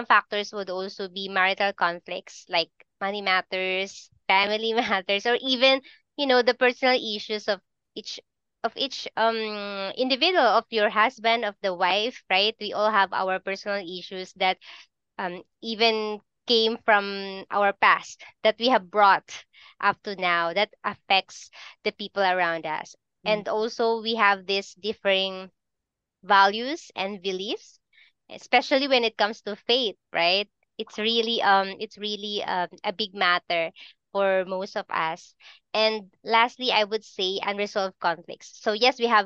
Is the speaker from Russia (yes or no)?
no; Philippines; I'm from the Philippines